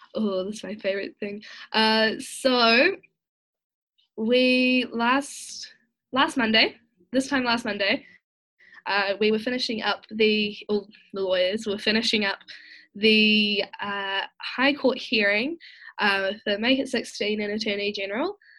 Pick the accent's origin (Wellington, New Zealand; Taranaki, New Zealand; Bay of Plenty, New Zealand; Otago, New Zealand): Wellington, New Zealand; Masterton; moved away as an adult; now in Wellington, New Zealand; originally I am from Masterton in the Wairarapa, um, but I recently moved to Wellington to attend university